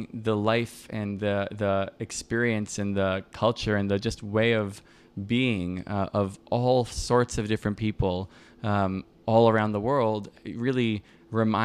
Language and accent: English; Miami, Florida, United States; now in Brooklyn, United States; I'm from Miami